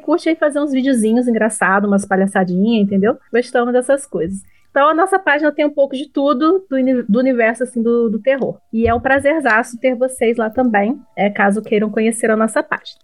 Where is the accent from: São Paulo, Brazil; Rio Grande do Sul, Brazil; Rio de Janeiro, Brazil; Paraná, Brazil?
Rio de Janeiro, Brazil; interior of; nós somos do interior do Rio de Janeiro